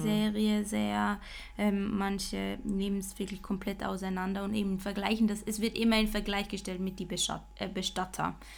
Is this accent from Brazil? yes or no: no; Basel, Basel-Stadt, Switzerland; ich als Baslerin